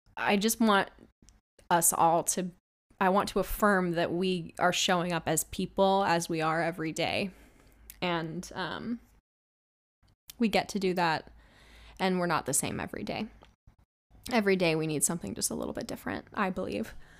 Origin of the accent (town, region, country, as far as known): Washington, United States; born or raised there; moved away as an adult; now in Los Angeles, United States